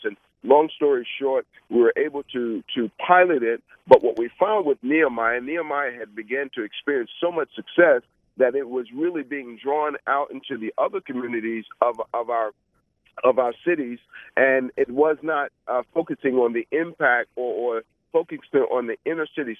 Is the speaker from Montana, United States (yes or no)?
no; New York City, New York, United States; moved away as an adult; now in Orlando, United States; I grew up in Brooklyn, New York